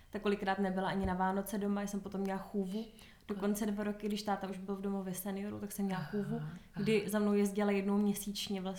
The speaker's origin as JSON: {"language": "Czech", "region": "Prague", "country": "Czechia", "tie": "born or raised there", "said": "takže já jsem Pražečka"}